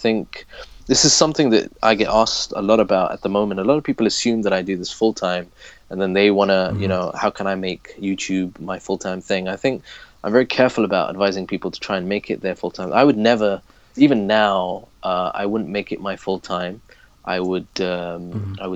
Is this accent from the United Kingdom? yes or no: yes; Leicester, East Midlands, United Kingdom; moved away as an adult; now in Abu Dhabi, United Arab Emirates; I'm originally from Leicester, born and raised, which is in the East Midlands of the UK